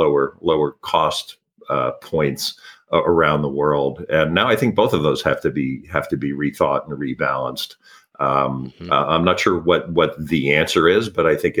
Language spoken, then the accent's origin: English; Philadelphia, Pennsylvania, United States; moved away as an adult; also born or lived in Hong Kong / London / Tokyo / Middle East; now in Los Angeles, United States; I was born in Philadelphia, Pennsylvania, and grew up, kind of a middle-class existence in the suburbs of outside of Philadelphia